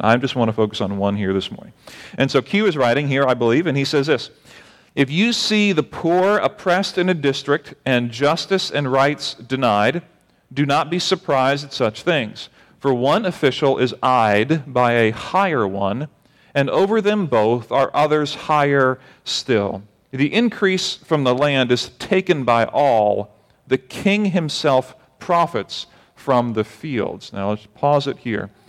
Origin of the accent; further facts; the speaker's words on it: United States; As an American